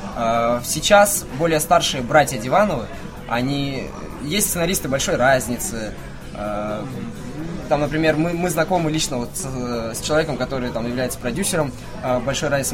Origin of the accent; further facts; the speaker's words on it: Pavlodar, Pavlodar Region, Kazakhstan; now in Novosibirsk, Russia; Я сам вообще из Казахстана